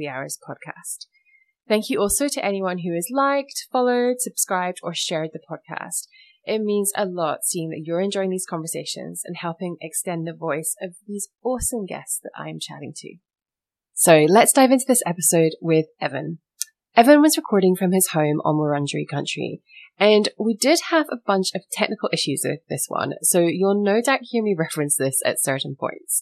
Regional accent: United Kingdom; moved away; I was born in the UK

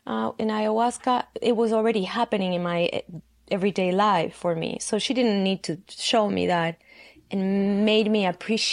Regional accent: Argentina; from Argentina.

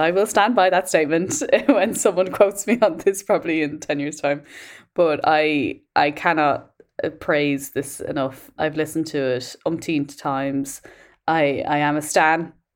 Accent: Ireland; moved away; as an Irish person abroad

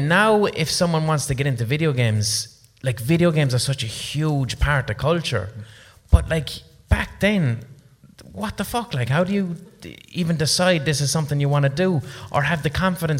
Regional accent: Ireland; I'm from Ireland

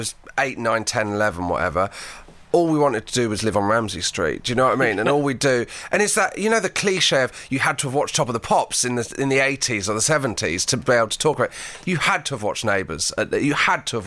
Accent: Dartmoor, Devon, South West England, United Kingdom; I grew up in Devon on Dartmoor

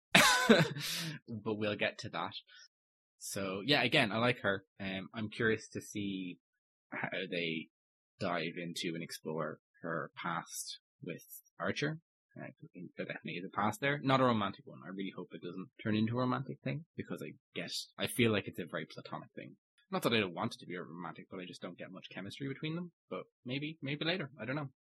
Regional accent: Ireland; as an Irishman

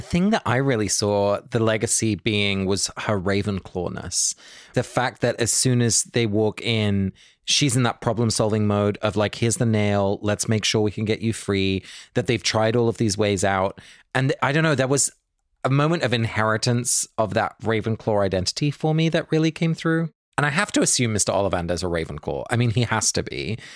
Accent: England, United Kingdom; both my parents are Dutch, but I was born and raised in England

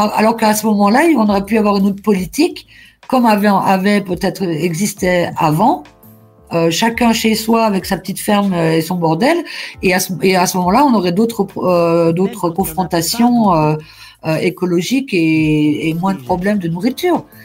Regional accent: Lorraine, Grand Est, France; je suis de la Lorraine

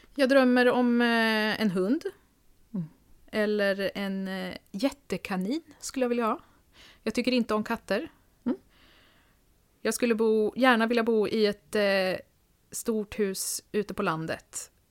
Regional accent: Linköping, Östergötland, Sweden; moved away as an adult; also born or lived in Stockholm; now in Nyköping, Sweden; jag är född i Linköping, ah. eh, där jag också är uppvuxen, men flyttade till Stockholm direkt efter gymnasiet

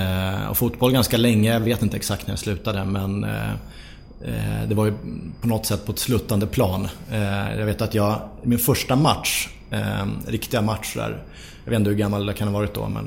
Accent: Sollentuna, Stockholm County, Sweden; Eh, jag växte upp i Sollentuna norr om Stockholm.

